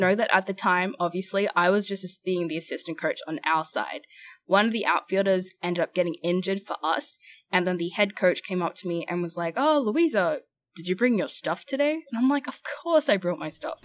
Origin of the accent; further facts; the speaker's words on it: Brisbane, Queensland, Australia; moved away as an adult; also born or lived in Los Angeles; I'm from Brisbane, Australia